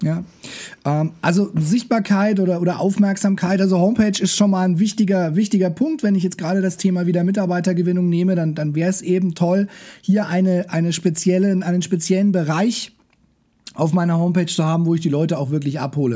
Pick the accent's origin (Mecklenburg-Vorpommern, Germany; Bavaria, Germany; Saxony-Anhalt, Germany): Bavaria, Germany; Nuremberg; Ich bin äh, Nürnberger